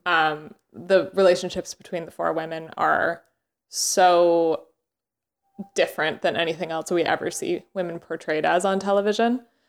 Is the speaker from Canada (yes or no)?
yes; Canada; moved away; I had just gotten back from Canada, um, which is where I'm from